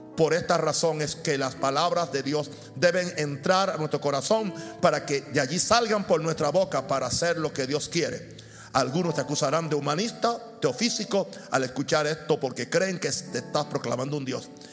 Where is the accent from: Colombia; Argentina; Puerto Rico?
Puerto Rico; moved away; also born or lived in Chicago; en Puerto Rico, que es el lugar donde yo nací